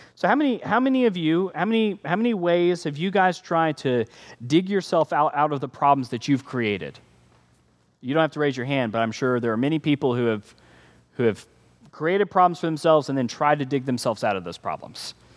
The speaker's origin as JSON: {"language": "English", "country": "United States", "said": "we're American"}